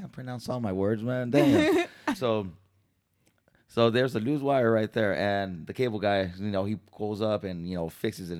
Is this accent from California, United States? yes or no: yes; San Diego, California, United States; moved away; I'm from Cali, so I'm from San Diego